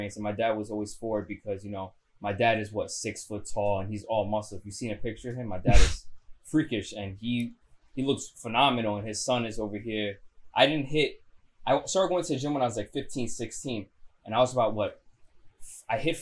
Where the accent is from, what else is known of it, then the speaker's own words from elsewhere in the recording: New York City, New York, United States; I was born and raised in Astoria